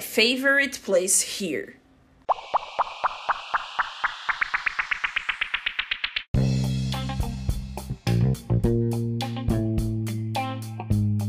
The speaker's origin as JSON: {"language": "English", "country": "Brazil", "second_language": "English", "said": "I'm from Brazil"}